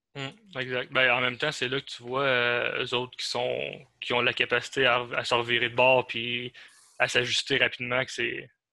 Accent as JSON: {"language": "French", "town": "Val-d'Or", "region": "Quebec", "country": "Canada", "said": "je viens de Val d'Or"}